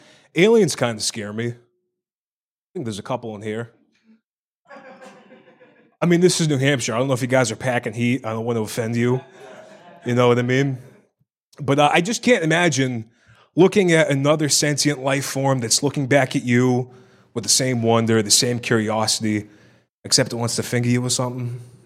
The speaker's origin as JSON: {"language": "English", "country": "Ireland", "said": "I'm Irish. I got a schmeckle. You know what I mean? I got the Irish acorn."}